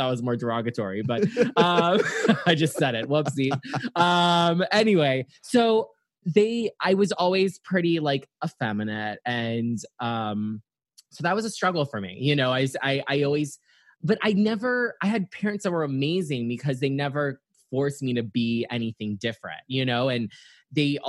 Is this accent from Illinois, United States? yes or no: no; Naples, Florida, United States; also born or lived in Atlanta, Georgia; most of my life grew up in Naples, Florida